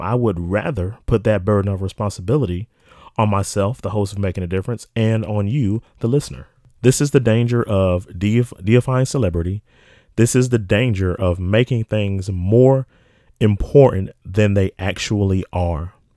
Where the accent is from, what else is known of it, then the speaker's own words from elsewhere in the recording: South Carolina, United States; from my home state of South Carolina